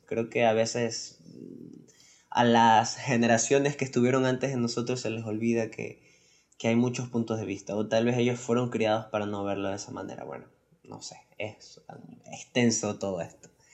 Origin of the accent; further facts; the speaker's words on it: Ecuador; nosotros somos de Ecuador y aquí en Ecuador